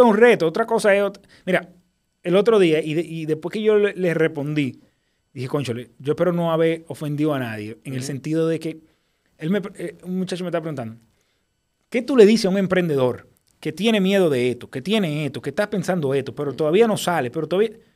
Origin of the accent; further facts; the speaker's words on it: Dominican Republic; tú sabes cómo somos los dominicanos